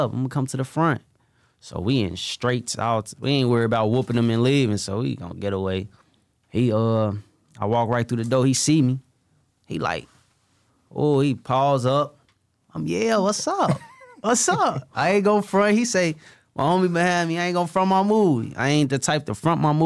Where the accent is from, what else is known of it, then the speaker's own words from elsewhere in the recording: Chicago, Illinois, United States; I'm from Chicago